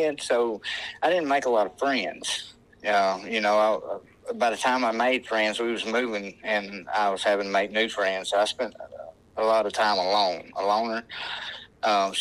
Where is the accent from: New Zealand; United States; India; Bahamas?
United States; Northwest Alabama; I'm from Northwest Alabama